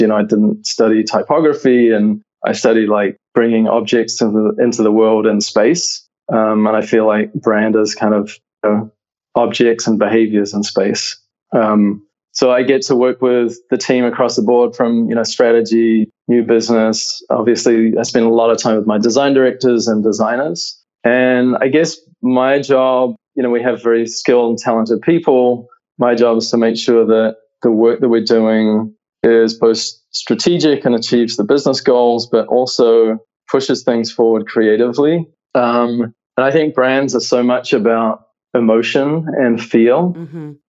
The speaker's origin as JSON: {"language": "English", "country": "New Zealand", "moved": "as an adult", "lives_now": "United States", "said": "you can probably hear that my accent is not American. So I'm originally from New Zealand"}